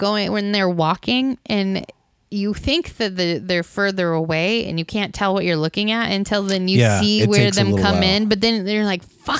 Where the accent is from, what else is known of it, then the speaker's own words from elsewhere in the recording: United States; I'm from America.